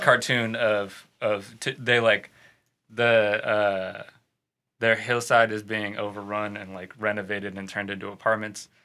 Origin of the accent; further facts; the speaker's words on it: St. Louis, Missouri, United States; St. Louis.